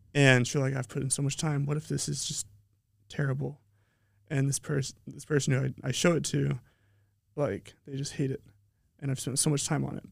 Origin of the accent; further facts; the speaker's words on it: Colorado, United States; moved away; also born or lived in Utah; I'm from Colorado. Um, I was born in Utah, but pretty much I was raised in Colorado.